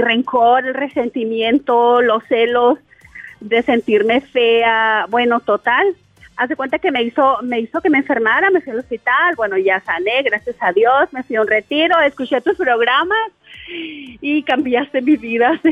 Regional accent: Chihuahua, Mexico; now in Tulsa, United States; somos de Chihuahua los dos, pero nos venimos a vivir para acá

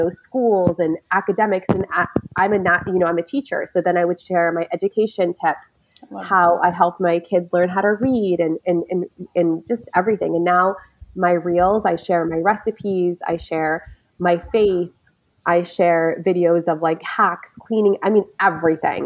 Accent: United States; also born or lived in New York / Michigan; I lived in New York. I was born in New York, lived in Michigan.

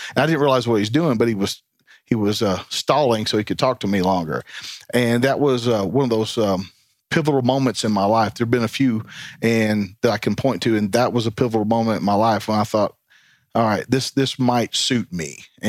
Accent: Tennessee, United States; Tennessee's home.

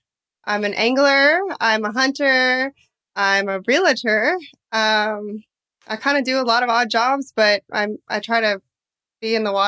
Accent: Dallas, Texas, United States; also born or lived in Austin, Texas; I'm originally from Dallas, Texas.

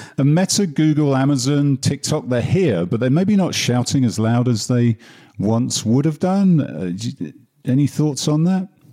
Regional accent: United Kingdom; my home country, especially the UK

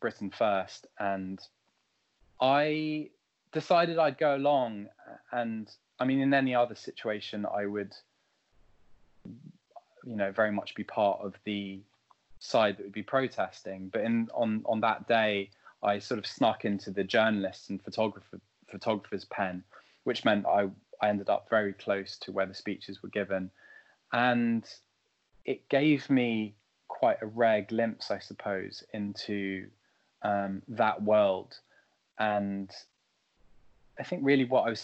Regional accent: France; now in London, United Kingdom; I grew up in France

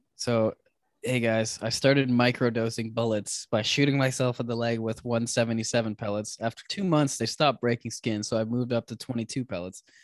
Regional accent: Canada; We're two Canadian guys

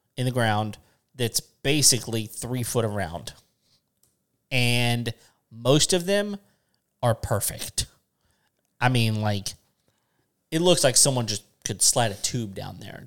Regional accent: West Texas, United States; I grew up in West Texas.

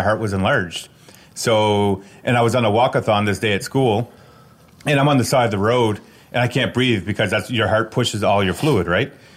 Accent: Tracadie, Nova Scotia, Canada; I grew up in Tracadie, Nova Scotia.

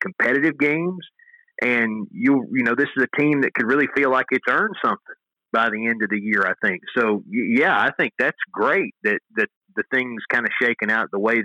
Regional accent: Tennessee, United States; moved away; it's my home state

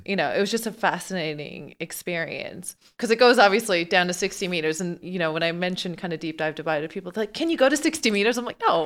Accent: Newfoundland and Labrador, Canada; I'm from Newfoundland, you know, like North Atlantic and stuff

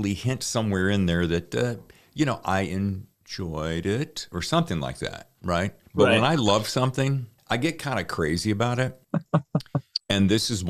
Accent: the South, United States; now in California, United States; I'm from the South

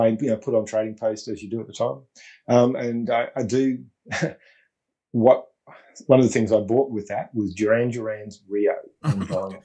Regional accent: Melbourne, Victoria, Australia; also born or lived in Brisbane, Queensland; we'd moved to Melbourne, so growing up in East Doncaster

